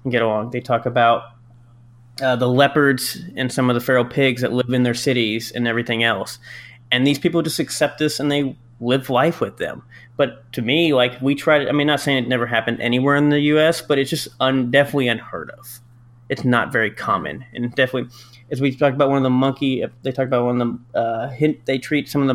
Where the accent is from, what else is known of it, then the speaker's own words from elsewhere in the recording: United States; we are from the United States